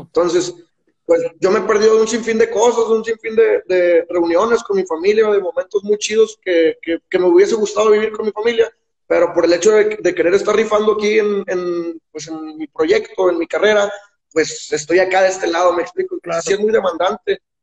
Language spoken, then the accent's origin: Spanish; Guadalupe, Nuevo León, Mexico; moved away as an adult; also born or lived in Mexico City; now in Guadalajara, Mexico; yo soy de Guadalupe, Nuevo León, que es un municipio al lado de Monterrey